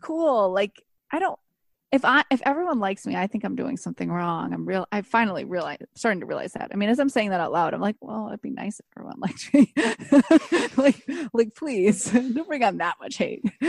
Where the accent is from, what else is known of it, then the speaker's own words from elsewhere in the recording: Buffalo, New York, United States; now in Los Angeles, United States; I grew up in Buffalo